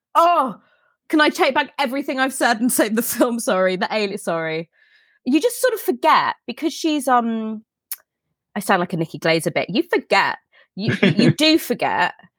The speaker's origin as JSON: {"language": "English", "region": "England", "country": "United Kingdom", "said": "we're English"}